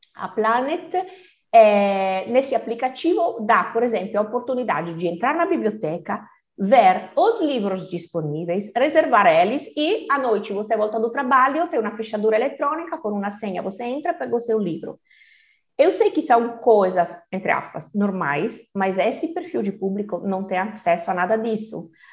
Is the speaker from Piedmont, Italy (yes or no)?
yes; Turin, Piedmont, Italy; Portuguese is a second language; moved away as an adult; now in Brazil; italiana de Turim, norte da Itália